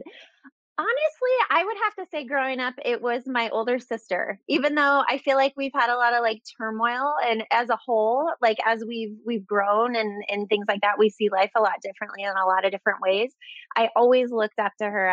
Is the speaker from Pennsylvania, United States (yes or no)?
no; Redmond, Oregon, United States; moved away as an adult; now in Chandler, United States; I grew up in a small town called Redmond, Oregon.